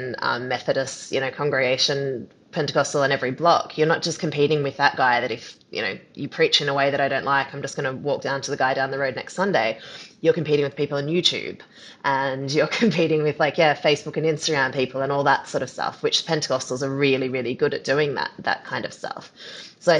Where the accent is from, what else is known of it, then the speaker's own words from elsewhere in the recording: Australia; I'm Australian